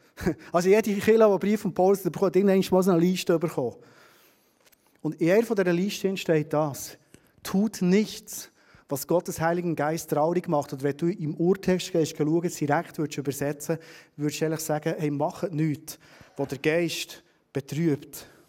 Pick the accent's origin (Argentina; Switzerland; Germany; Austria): Switzerland; wir Schweizer